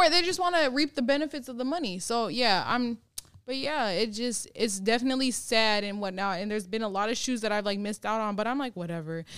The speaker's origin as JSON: {"language": "English", "region": "Minnesota", "country": "United States", "said": "now I'm from Minnesota"}